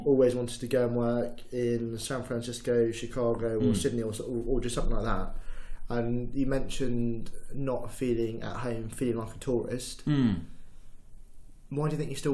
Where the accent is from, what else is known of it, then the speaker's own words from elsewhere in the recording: Fleet, South East England, United Kingdom; accent: Londoner; moved away as an adult; also born or lived in Durham; now in London, United Kingdom; I grew up in Fleet, which is 45 minutes south